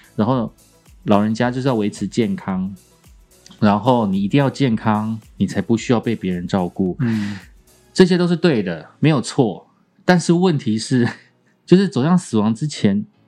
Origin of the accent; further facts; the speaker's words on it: Kaohsiung, Taiwan; moved away; 我隔了四十年吧，哎，三十几年，再次回到高雄